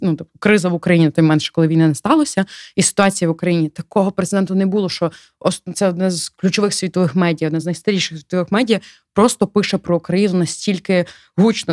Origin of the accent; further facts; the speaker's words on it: Ukraine; я з України